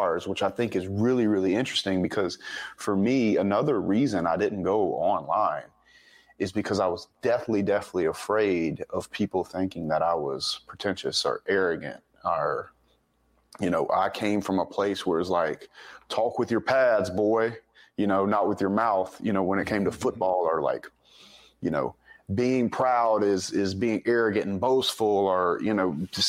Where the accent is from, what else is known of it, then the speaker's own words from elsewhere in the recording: the South, United States; it was kind of a suppressive, place growing up in the South down here in the Bible Belt